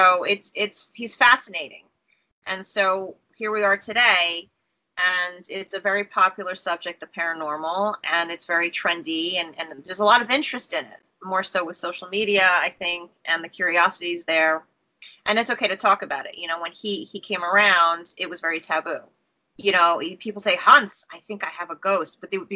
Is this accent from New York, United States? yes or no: yes; New York, United States; So you've always been in New York, right? I'm a New Yorker.